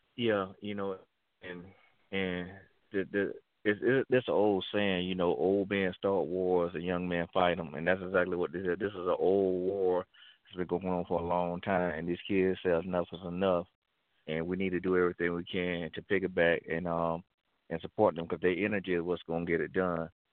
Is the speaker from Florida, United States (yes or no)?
yes; Florida, United States; Florida, my home state.